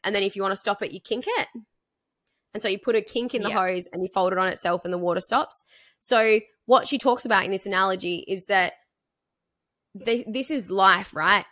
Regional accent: three hours from Hobart, Tasmania, Australia; moved away as an adult; I moved to Hobart. I moved, uh, which is like three hours from my hometown

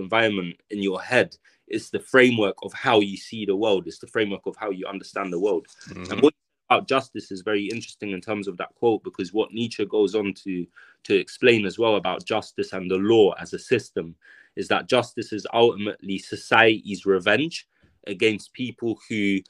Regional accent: London, United Kingdom; so I grew up in South Kilburn for, I spent 15 years of my life, or more than 15 years of my life in South Kilburn

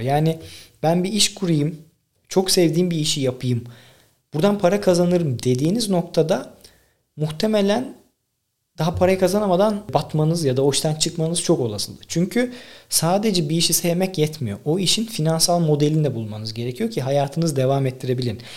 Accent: Tekirdağ, Turkey; Benim babam gözlükçü. Ben 1,5-2 yaşından beri esnaf çocuğuyum. Dükkanda büyüdüm. Tekirdağ'daki bütün esnafı tanırım.

